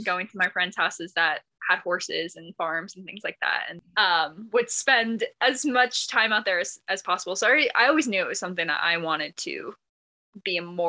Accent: Washington, United States; moved away as an adult; also born or lived in South Carolina; now in Montana, United States; We both grew up in Washington State, actually.

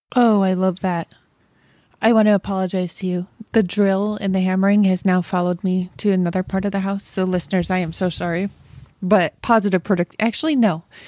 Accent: Rochester, New York, United States; moved away; I'm from Rochester originally

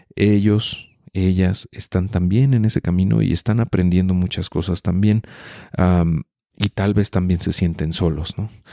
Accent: Mexico

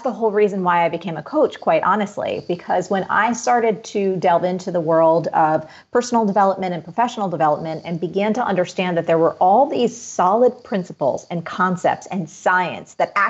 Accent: East Coast, United States; growing up in the East Coast. Again, I've done the winters my whole life

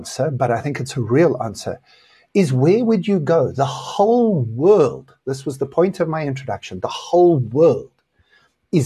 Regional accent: South Africa; I am South African, which I am

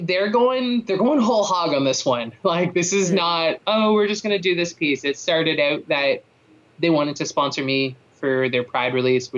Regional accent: Toronto, Ontario, Canada; moved away as an adult; I grew up in Toronto, like, we've only been out here for 4 years.

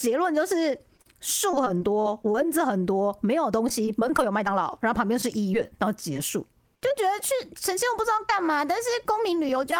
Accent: Kaohsiung, Taiwan; also born or lived in Taipei; 我是高雄长大嘛，虽然是台北出生的孩子，但我在高雄念国小，就是高雄长大，一路长大。

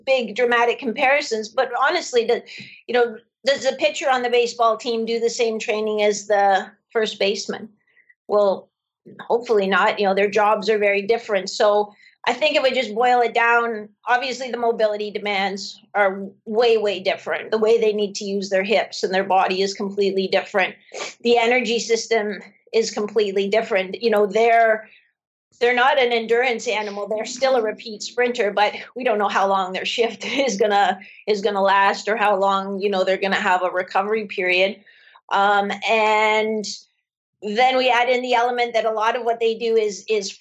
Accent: London, Ontario, Canada; I grew up in London, Ontario in the 70s.

